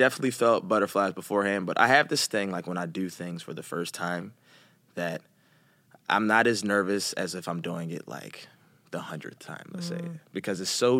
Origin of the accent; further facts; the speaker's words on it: Philadelphia, Pennsylvania, United States; Especially from, I mean, you're from New York, I'm from Philly, so.